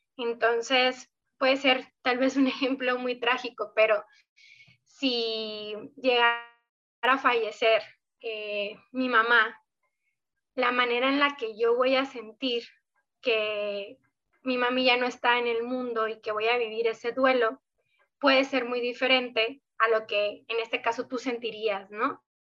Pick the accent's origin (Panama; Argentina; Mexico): Mexico; Sonora; soy justo una sonorense